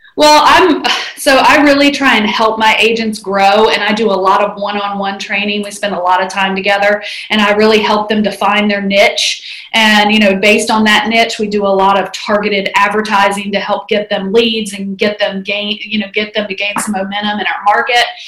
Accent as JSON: {"language": "English", "town": "Huntsville", "region": "Alabama", "country": "United States", "also_born_or_lived": "Northern Virginia", "moved": "as an adult", "lives_now": "Huntsville, United States", "said": "I am originally from Huntsville, and I left to go to Virginia Tech"}